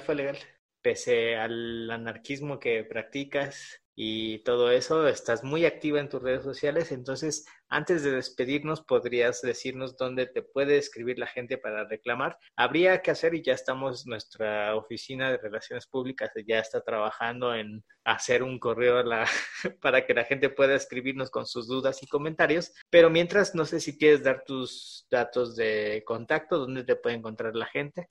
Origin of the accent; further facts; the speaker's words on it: Coapa, Mexico City, Mexico; mi nación, de Cuapa